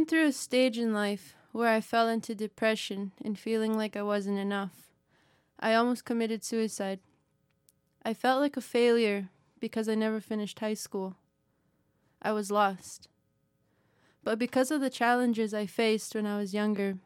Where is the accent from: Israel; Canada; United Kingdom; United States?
Canada; Bighorn Reserve, Alberta; I was raised on the Kiskawapdun First Nation, also known as the Bighorn Reservation.